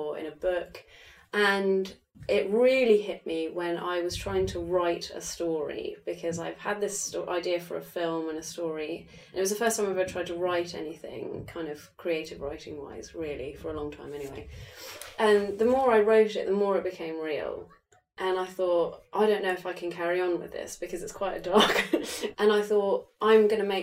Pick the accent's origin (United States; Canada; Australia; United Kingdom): United Kingdom; England; moved away; I'm from England